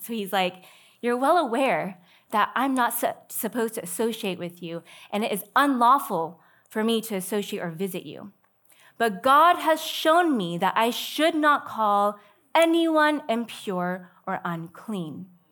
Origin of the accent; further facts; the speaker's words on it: Sammamish, Washington, United States; now in Loma Linda, United States; I'm from Sammamish, Washington.